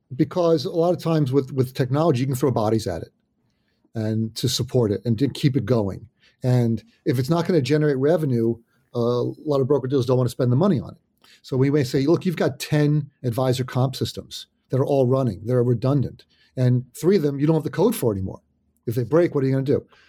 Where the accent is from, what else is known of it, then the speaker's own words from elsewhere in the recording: New Jersey, United States; also born or lived in Oyster Bay, Long Island, New York; I was raised in New Jersey. So been in New Jersey a long time